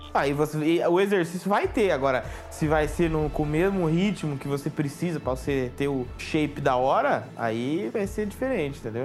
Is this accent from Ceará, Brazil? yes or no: no; Araçatuba, São Paulo, Brazil; eu sou de Araçatuba